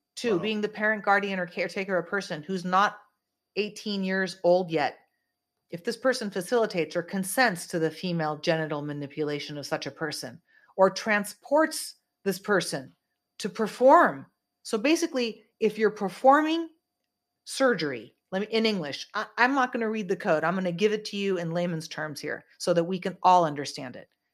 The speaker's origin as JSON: {"language": "English", "region": "California", "country": "United States", "said": "I am a California girl. I'm from California."}